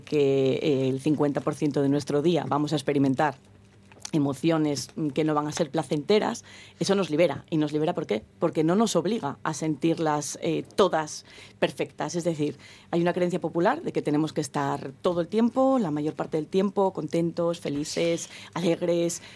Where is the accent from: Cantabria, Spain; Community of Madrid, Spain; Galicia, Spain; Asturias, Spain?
Asturias, Spain; Gijón; Los que somos de Gijón